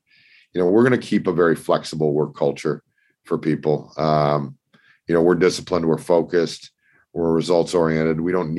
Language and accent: English; Toronto, Ontario, Canada; So I grew up in Toronto. I lived in Singapore and Australia for a couple of years after my university degree.